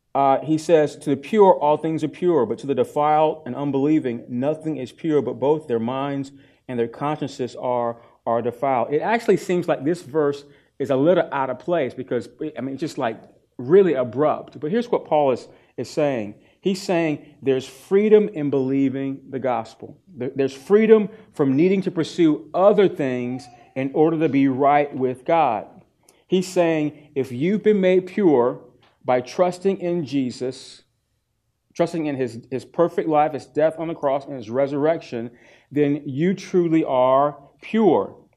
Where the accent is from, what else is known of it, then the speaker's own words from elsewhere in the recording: East Coast, United States; moved away; I'm from the East Coast